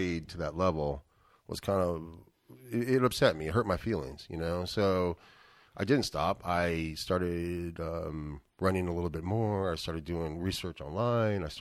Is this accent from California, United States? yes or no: yes; San Francisco, California, United States; also born or lived in Hawaii / Kona, Hawaii; now in Vallejo, United States; born and raised in San Francisco